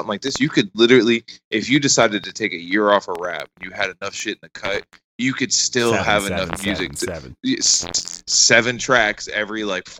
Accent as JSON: {"language": "English", "region": "the South", "country": "United States", "said": "I'm from the South"}